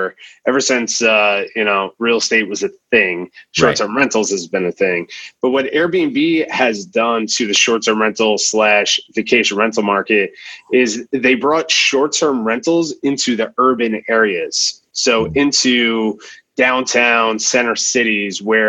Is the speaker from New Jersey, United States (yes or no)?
yes; New Jersey, United States; moved away; I'm originally from New Jersey.